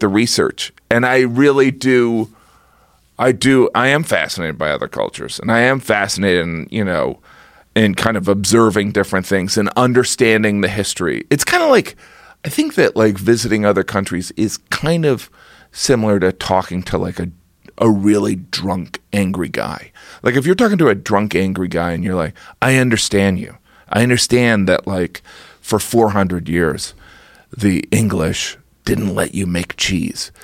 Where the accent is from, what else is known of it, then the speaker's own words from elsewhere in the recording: United States; I am an American